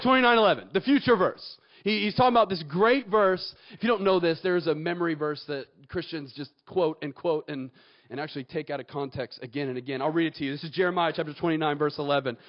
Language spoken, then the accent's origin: English; Atlanta, Georgia, United States; moved away as an adult; now in Auburn, United States; I'm actually from Atlanta and I went to Kennesaw State